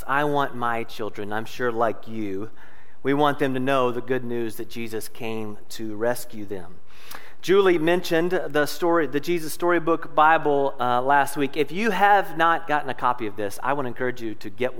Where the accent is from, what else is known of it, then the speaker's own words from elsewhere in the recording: Louisville, Kentucky, United States; moved away as an adult; now in Noblesville, United States; I'm originally from Louisville, Kentucky. I was born and raised there